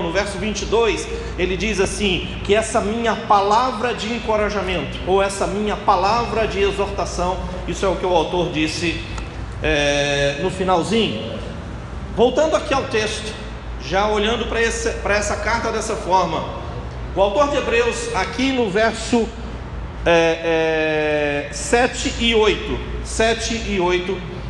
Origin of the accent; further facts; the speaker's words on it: Minas Gerais, Brazil; now in Cabo de Santo Agostinho, Brazil; eu sou mineiro